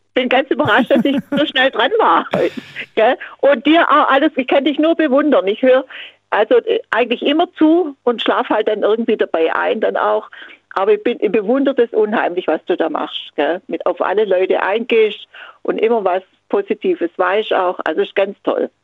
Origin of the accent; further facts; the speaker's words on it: Kaliningrad, Kaliningrad Oblast, Russia; now in Swabia, Germany; Ich komme aus Königsberg gebürtig